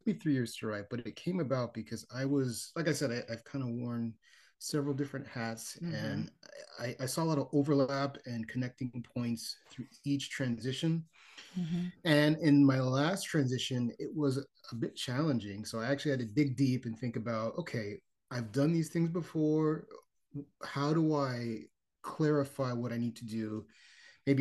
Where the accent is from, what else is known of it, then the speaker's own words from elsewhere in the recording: Miami, Florida, United States; now in Charlotte, United States; I'm originally from Miami, Florida, and I am currently living in Charlotte, North Carolina